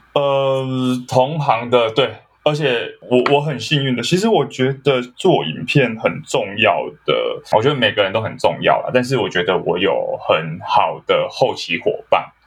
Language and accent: Chinese; Kaohsiung, Taiwan; now in Taipei, Taiwan; 我是高雄人，那是。我在台北生活